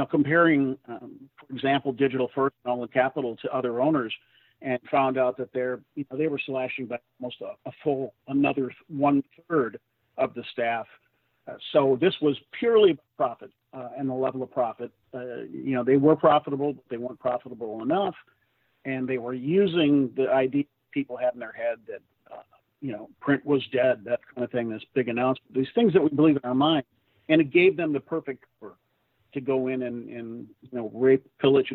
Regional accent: St. Paul, Minnesota, United States; moved away as an adult; my hometown paper, St. Paul

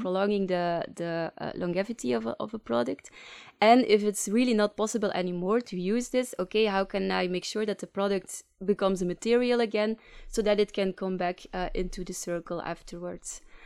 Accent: Leuven, Flanders, Belgium; accent: Flemish English; English is a second language; moved away as an adult; now in Ghent, Belgium; I'm from Leuven, but, uh, currently living in, uh, Ghent

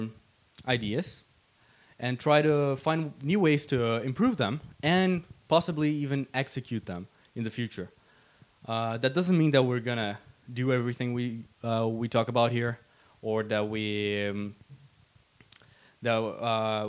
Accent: Brazil; now in Sweden; I'm from Brazil.

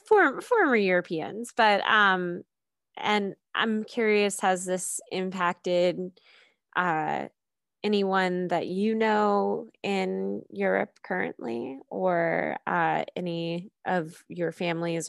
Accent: United States; growing up in America

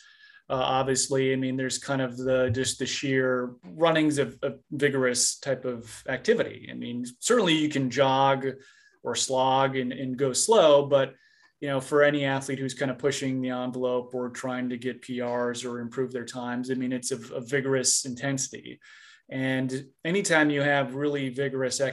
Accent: Minnesota, United States; I grew up in Minnesota

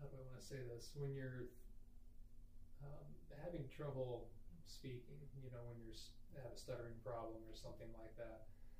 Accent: Iowa, United States; Well, I'm from Iowa. Growing up, my dad was a minister, actually. So we traveled around a little bit. So I lived in about 3 or 4 different towns as a kid. I graduated high school from Indianola High School in Iowa.

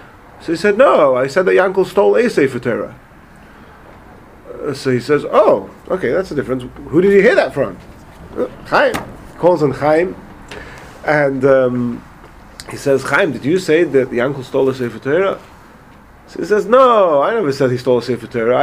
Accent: England, United Kingdom; moved away; I was from England, and I wasn't so familiar with the American way of speaking

